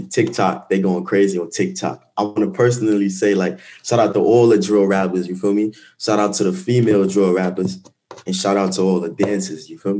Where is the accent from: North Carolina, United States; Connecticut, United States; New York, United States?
New York, United States; New York City; also born or lived in Guyana; now I'm from Flatbush, so we got a whole lot of like diversities where I'm from. So I'm used to, like, I'm from Guyana myself